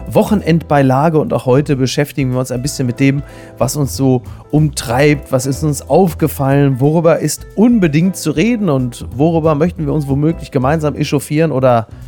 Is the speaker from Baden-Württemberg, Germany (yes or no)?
no; Castrop-Rauxel, North Rhine-Westphalia, Germany; aus einer Stadt, die ansonsten auf ähnliche Art und Weise hämisch betrachtet wie meine Heimat Kastrop Rauxel.